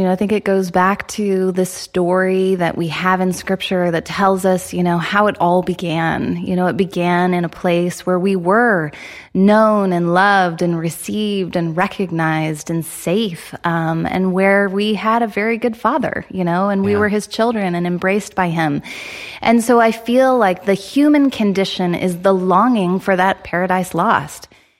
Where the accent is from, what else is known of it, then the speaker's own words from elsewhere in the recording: Midwest, United States; moved away as an adult; also born or lived in Chicago; now in Toronto, Canada; I'm actually American, born and raised in the Midwest, kind of all over. My husband and I met at Wheaton College.